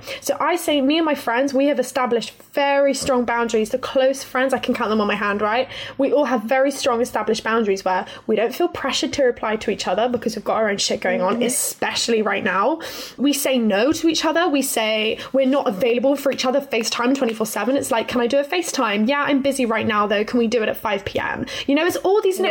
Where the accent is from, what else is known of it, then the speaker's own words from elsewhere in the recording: Plymouth, South West England, United Kingdom; I'm from Plymouth in Devon.